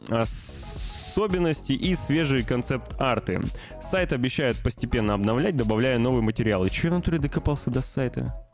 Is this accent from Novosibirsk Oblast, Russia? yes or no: yes; Novosibirsk, Novosibirsk Oblast, Russia; появились свежие обновления замечательного проекта «Смута», который разрабатывается в моем родном городе Новосибирске.